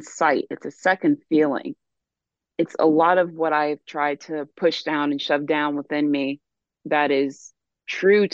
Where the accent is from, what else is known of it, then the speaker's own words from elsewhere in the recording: South Carolina, United States; I grew up in the Deep South, South Carolina, to be exact